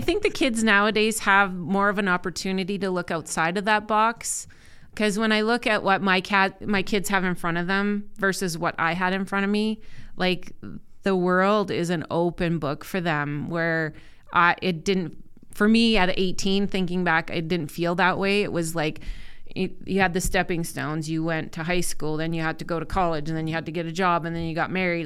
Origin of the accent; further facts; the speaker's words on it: Saskatoon, Saskatchewan, Canada; I grew up in Saskatoon, born and raised.